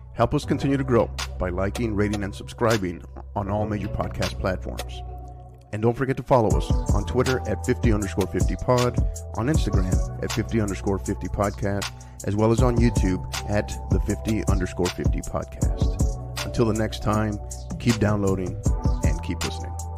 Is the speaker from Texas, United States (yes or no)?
yes; El Paso, Texas, United States; now in San Antonio, United States; I'm originally from El Paso